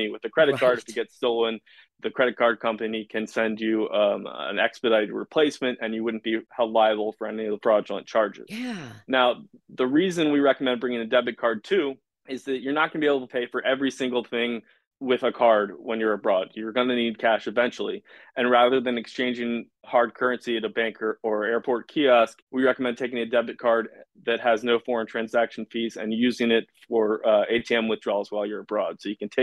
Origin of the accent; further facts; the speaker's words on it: Washington, District of Columbia, United States; I'm from Washington, D.C.